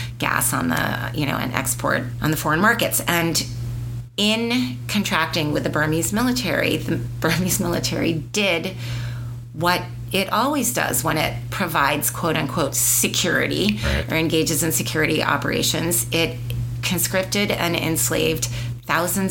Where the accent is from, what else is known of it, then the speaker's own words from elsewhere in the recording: United States; I, as an American